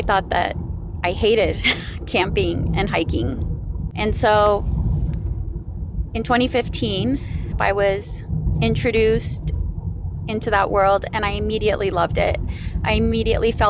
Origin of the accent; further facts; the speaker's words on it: Phoenix, Arizona, United States; I am from Phoenix, Arizona.